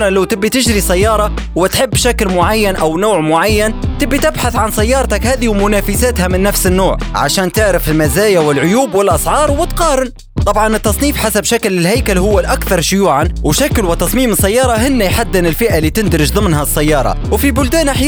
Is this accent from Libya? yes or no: yes; Libya; عندنا في ليبيا